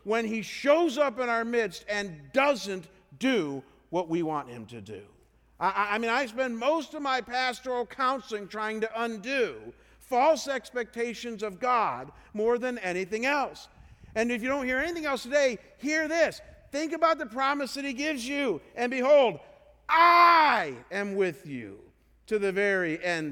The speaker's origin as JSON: {"language": "English", "region": "Ohio", "country": "United States", "said": "I come from Ohio"}